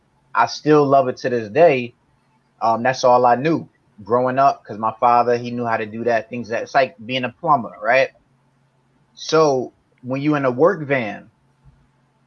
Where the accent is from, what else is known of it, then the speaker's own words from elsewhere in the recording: East Orange, New Jersey, United States; I'm from a town called East Orange, New Jersey, borderline in Newark.